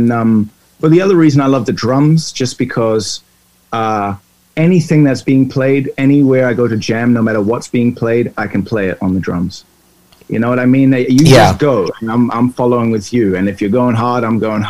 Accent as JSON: {"language": "English", "country": "New Zealand", "tie": "born or raised there", "also_born_or_lived": "Saint Lucia", "said": "I moved from St. Lucia to New Zealand. And I was growing up, so the music was different there"}